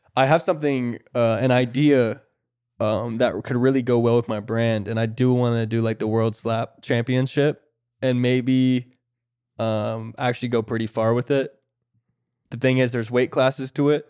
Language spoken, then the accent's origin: English; Florida, United States; I'm from Florida